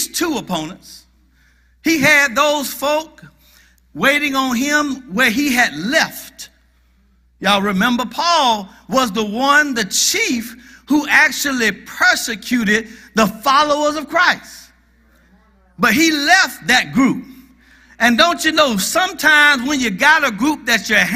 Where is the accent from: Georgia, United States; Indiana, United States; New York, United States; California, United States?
Georgia, United States; Athens; also born or lived in Gainesville, Georgia; I'm from Gainesville, Georgia. However, when I was 6 years old, my father got a job with the University of Georgia. And he moved me from Gainesville, Georgia, to Athens, Georgia.